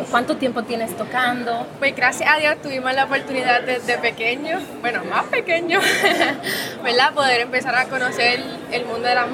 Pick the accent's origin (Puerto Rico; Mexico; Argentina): Puerto Rico; venimos desde Puerto Rico, para que sepan, ¿verdad?